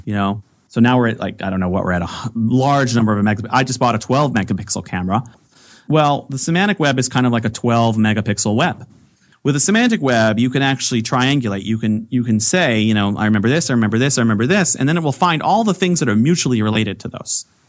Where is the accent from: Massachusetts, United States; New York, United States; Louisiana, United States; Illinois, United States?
Massachusetts, United States; Boston; when I was a kid growing up in the Boston area